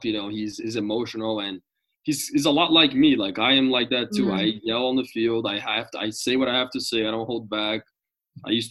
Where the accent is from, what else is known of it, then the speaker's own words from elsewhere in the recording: Brazil; moved away as an adult; also born or lived in Denver; I'm from Brazil